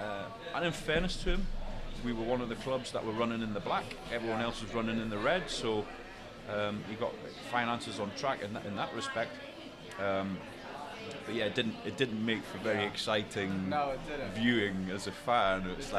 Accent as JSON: {"language": "English", "town": "Berwick-upon-Tweed", "region": "North East England", "country": "United Kingdom", "accent": "slight Geordie / northeast", "moved": "yes", "lives_now": "United States", "said": "I'm not originally from Newcastle. I mean, I don't have a really strong northeast accent, but it is like northeast. I lived up in Berwick, which is, I don't know, about an hour's north of Newcastle."}